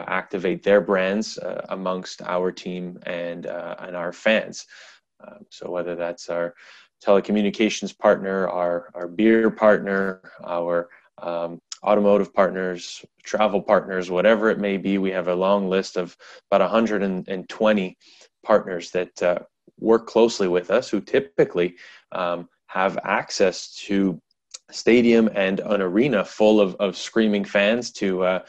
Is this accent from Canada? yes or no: yes; Canada; I'm a Canadian guy